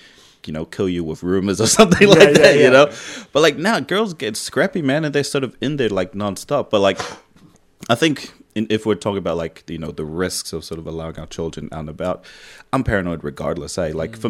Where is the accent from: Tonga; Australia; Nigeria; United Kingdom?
Tonga; moved away; Like growing up in Tonga